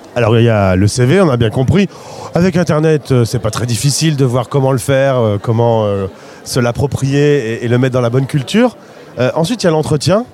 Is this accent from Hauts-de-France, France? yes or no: yes; Lille, Hauts-de-France, France; je suis de Lille